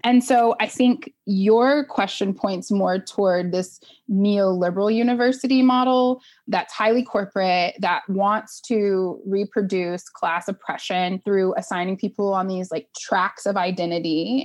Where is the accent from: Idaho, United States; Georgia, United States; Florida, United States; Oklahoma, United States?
Oklahoma, United States; I grew up in Oklahoma, a single mom